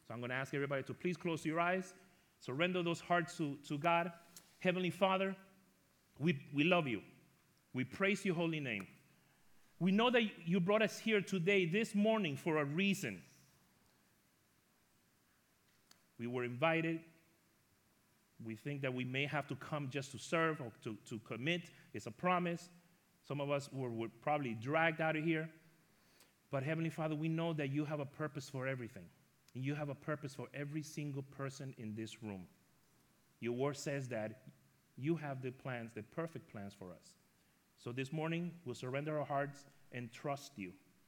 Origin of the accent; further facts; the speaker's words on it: New York, United States; And just so you know, I am from New York, and I am Latino.